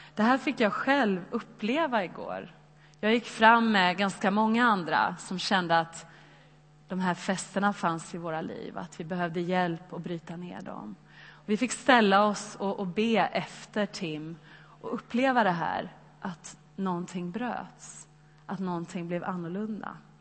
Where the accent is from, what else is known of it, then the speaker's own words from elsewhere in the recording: Sweden; oss som svenskar